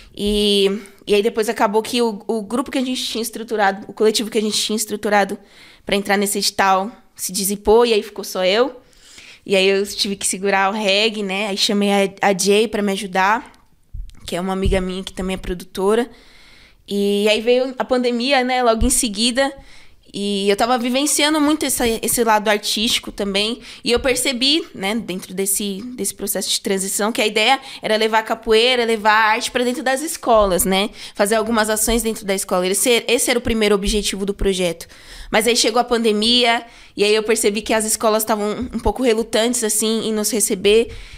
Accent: São Paulo, Brazil; eu sempre fui da Sul. É, eu nasci é, ali no Santo Eduardo, ali região do Santo Eduardo.

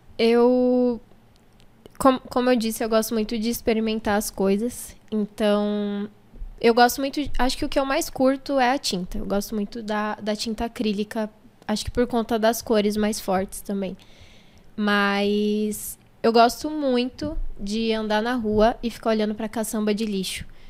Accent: São Paulo, Brazil; also born or lived in Jardim Guarujá, São Paulo; Eu nasci no Jardim Guarujá. Ali, Valo Velho, Jardim Guarujá. Mas eu vim pro Capão, sei lá, acho que eu tinha uns 5, 6 anos

